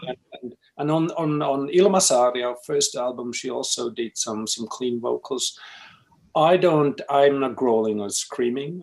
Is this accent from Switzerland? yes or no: yes; Switzerland; also born or lived in Finland; now in Basel, Switzerland; I'm Finnish, um, but I've grown up in Switzerland